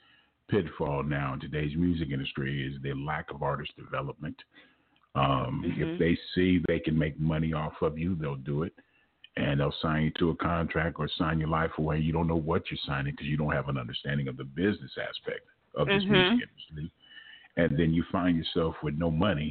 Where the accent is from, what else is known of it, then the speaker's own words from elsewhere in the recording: Southern California, United States; moved away as an adult; now in Houston, United States; I'm originally from Southern California